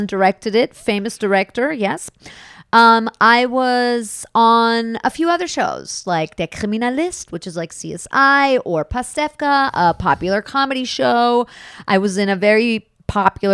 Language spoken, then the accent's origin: English; New York City, New York, United States; I grew up in downtown Manhattan